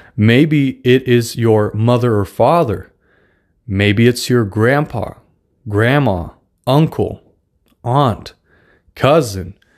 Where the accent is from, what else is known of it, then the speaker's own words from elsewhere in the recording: Russia; accent: Russian; English is a second language; moved away; I'm actually Russian, so I don't have the best English